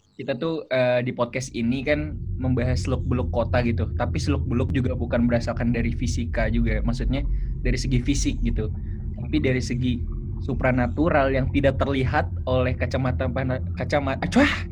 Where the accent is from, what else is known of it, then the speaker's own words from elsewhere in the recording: Bekasi, West Java, Indonesia; also born or lived in Malang; gua ini kan dari Bekasi